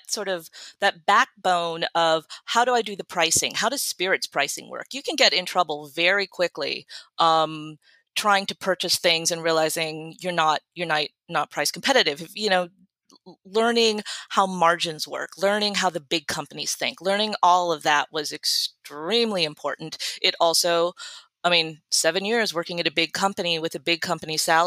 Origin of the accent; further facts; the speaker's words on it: Northwest Ohio, United States; moved away; I am from Northwest Ohio